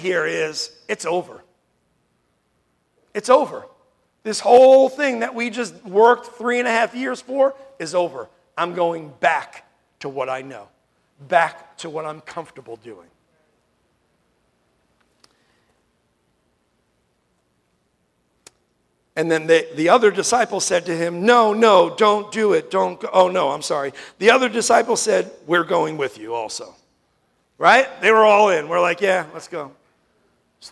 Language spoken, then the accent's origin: English; New York, United States; moved away; I grew up in New York